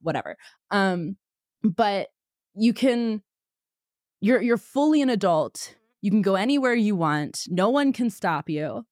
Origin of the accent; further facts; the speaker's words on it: Pennsylvania, United States; now in Texas, United States; I'm from Pennsylvania. I now live in Texas